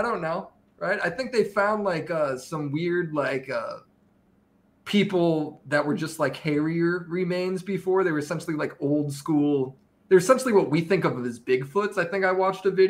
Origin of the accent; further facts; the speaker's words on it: Chicago, Illinois, United States; I grew up in the Chicagoland area